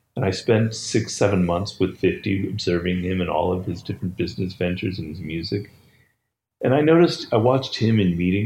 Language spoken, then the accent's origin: English; Los Angeles, California, United States; I grew up in Los Angeles